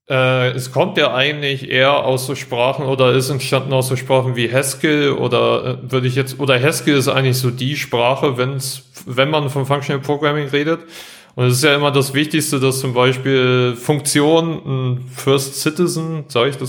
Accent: Northern Germany, Germany; now in Augsburg, Germany; ich bin …, bin 30, komme eigentlich aus dem Norden

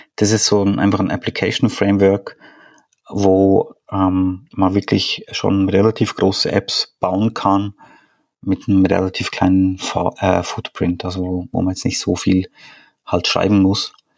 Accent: Switzerland; now in Austria; wohne in Österreich, ähm, bin ursprünglich Schweizer

